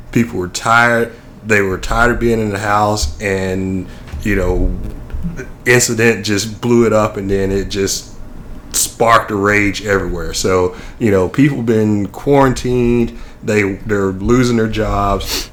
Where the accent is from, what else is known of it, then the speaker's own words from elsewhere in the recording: Nashville, Tennessee, United States; moved away; I grew up in Nashville